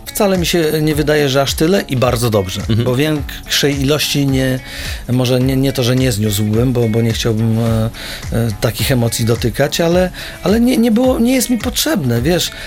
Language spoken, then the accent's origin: Polish; Pionki, Masovian Voivodeship, Poland; moved away; also born or lived in Warsaw; pochodzę z małego miasteczka, z Pionek, y, niedaleko Radomia, to jak byłem małym chłopakiem